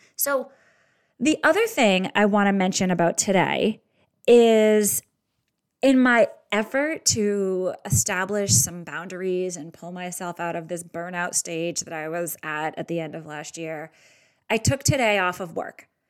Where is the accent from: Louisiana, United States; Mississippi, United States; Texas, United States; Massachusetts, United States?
Massachusetts, United States; Boston; I'm Irish and from Boston